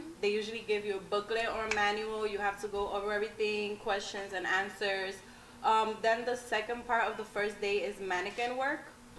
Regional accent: New York City, New York, United States; I'm from the Bronx. Okay. Yeah, South Bronx.

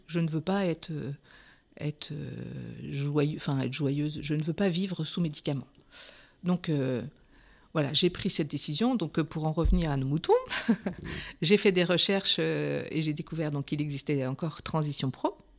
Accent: Pays de la Loire, France; moved away as an adult; also born or lived in Vienne; now in Poitiers, France; je suis des Pays de Loire, je suis en Juvine

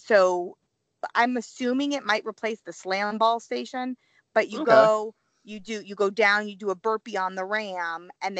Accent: Missouri, United States; you know how I feel about my hometown Missouri venue

